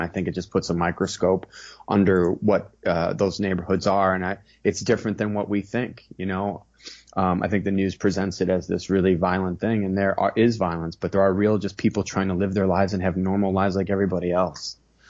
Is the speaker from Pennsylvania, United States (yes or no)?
no; Chicago, Illinois, United States; I'm from born and raised in Chicago